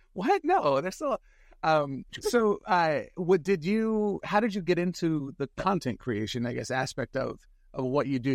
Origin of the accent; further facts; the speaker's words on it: San Francisco, California, United States; I grew up in San Francisco